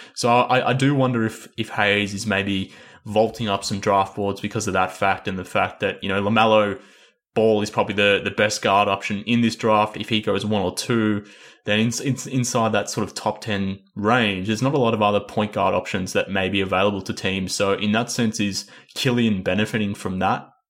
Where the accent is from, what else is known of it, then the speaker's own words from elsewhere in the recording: Australia; I'm from Australia.